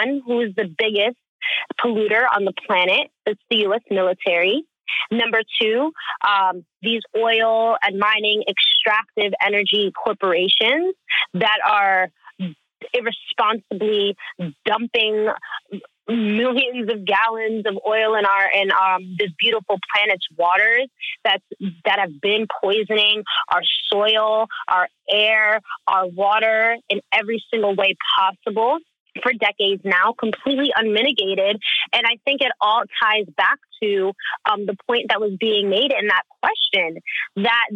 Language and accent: English; New Jersey, United States; a little kid growing up in North Jersey